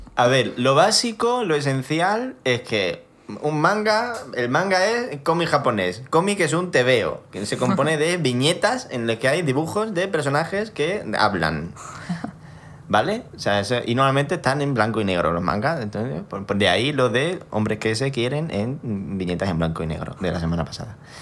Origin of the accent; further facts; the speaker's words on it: Spain; yo soy de España